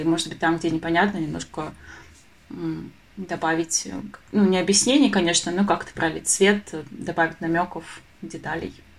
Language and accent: Russian; Krasnodar, Krasnodar Krai, Russia; я вообще сама из Краснодара